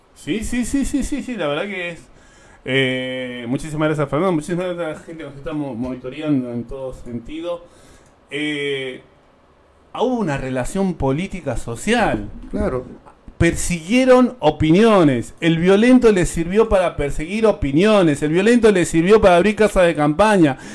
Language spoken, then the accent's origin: Spanish; Bolivia; now in Buenos Aires, Argentina; como colectividad boliviana acá en la ciudad de Buenos Aires